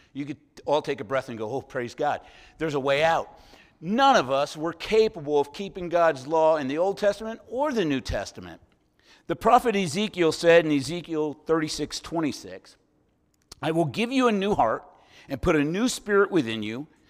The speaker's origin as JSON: {"language": "English", "town": "San Francisco", "region": "California", "country": "United States", "tie": "born or raised there", "moved": "as an adult", "said": "I'm from San Francisco originally, all my childhood and part of my adult life"}